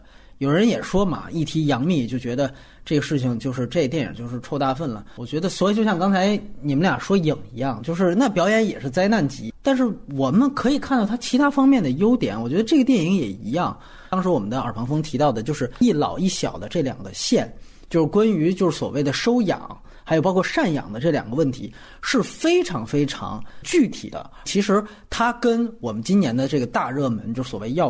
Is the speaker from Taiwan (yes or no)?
no; Guangdong, China; 比如说我们潮汕人在外面这样的一个故事